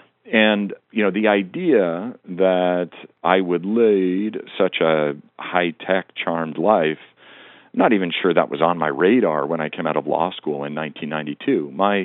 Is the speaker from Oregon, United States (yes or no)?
no; Montana, United States; part of it is I grew up in Western Montana, and I grew up in both an era and a location where people, you know, you grew up with the top orders of business being a doctor and a lawyer.